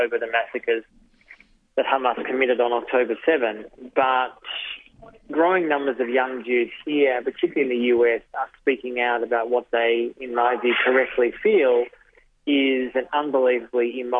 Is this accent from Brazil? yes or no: no; Melbourne, Victoria, Australia; moved away as an adult; now in Sydney, Australia; So I grew up in Melbourne. I live in Sydney now, but I grew up in Melbourne